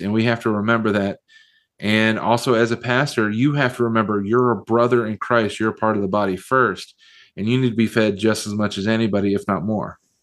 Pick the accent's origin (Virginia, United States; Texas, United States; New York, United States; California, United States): Virginia, United States; southwestern; also born or lived in Chicago, Illinois; grew up in southwestern Virginia, uh, right on the uh, the bottom of the state of West Virginia. I uh, was born in Chicago